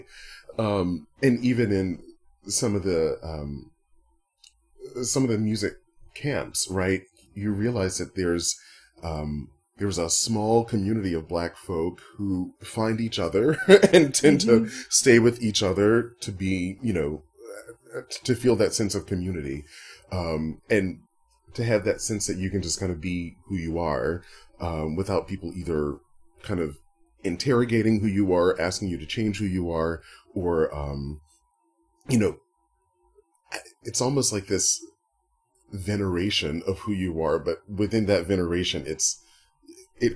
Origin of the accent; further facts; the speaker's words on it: Southern Virginia, United States; growing up in Southern Virginia, I'm so happy to have gone to a high school